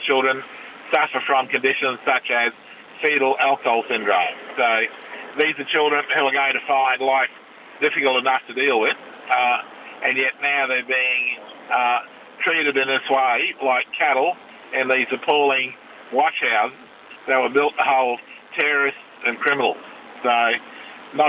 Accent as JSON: {"language": "English", "town": "Brisbane", "region": "Queensland", "country": "Australia", "tie": "born or raised there", "said": "Born and raised in Brisbane."}